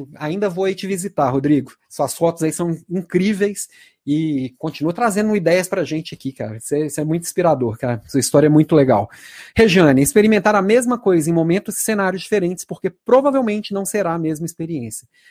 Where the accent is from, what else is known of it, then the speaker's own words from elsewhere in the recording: Belo Horizonte, Minas Gerais, Brazil; also born or lived in Santa Catarina; Eu sou de Belo Horizonte, mas minha última, a última cidade que morei foi Santa Catarina.